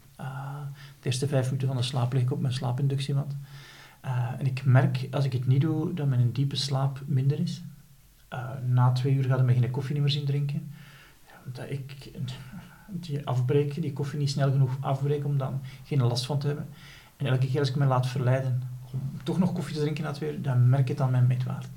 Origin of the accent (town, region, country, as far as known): Flanders, Belgium